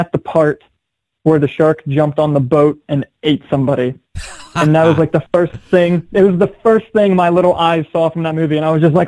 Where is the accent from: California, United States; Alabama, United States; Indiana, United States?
Indiana, United States; Milan; also born or lived in Cincinnati, Ohio; I grew up in a town that has like, I don't know, maybe 1,600 people in it, little town called Milan, Indiana